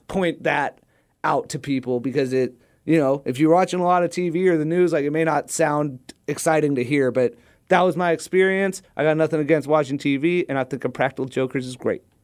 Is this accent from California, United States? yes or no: yes; Southern California, United States; growing up in Southern California